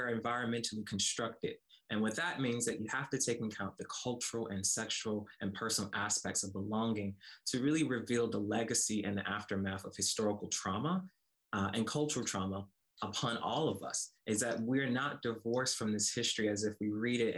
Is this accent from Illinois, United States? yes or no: no; Como, Mississippi, United States; I grew up in rural Mississippi, a small town called Como, Mississippi